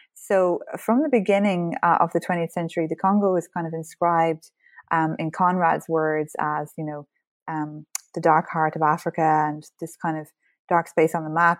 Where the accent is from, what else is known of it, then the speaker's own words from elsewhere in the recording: Ireland; as an Irish person, history is very much part of our identity and our culture